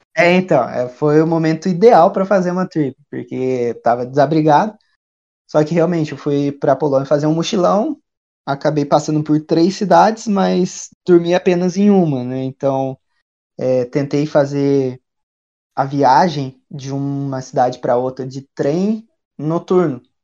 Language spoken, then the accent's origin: Portuguese; Brazil; also born or lived in Dublin, Ireland; Nós somos brasileiros